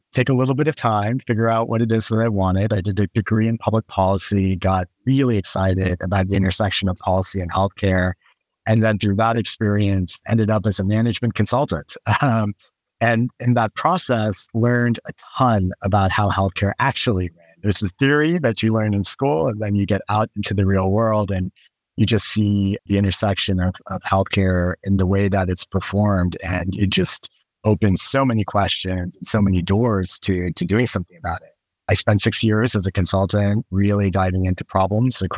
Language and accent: English; right outside of Houston, Texas, United States; I grew up right outside of Houston, Texas